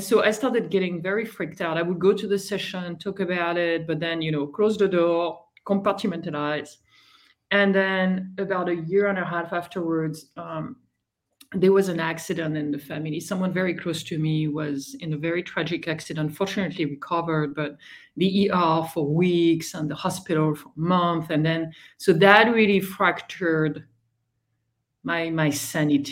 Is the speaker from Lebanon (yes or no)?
no; France; English is a second language; moved away as an adult; also born or lived in Boston; I am originally from France, as you may guess from the accent. I've been around the world quite a bit. I left France 25 years ago already